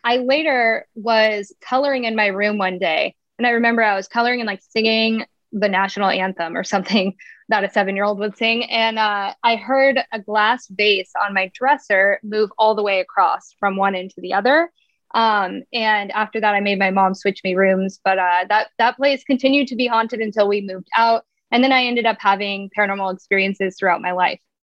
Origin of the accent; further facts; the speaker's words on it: Montana, United States; moved away as an adult; now in Spokane, United States; I'm originally from Montana, but I've been in Spokane, Washington for 11 years